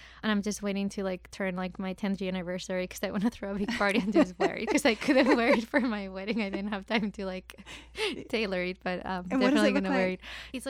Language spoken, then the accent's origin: English; Madrid, Community of Madrid, Spain; moved away; So I'm from Spain, from Madrid.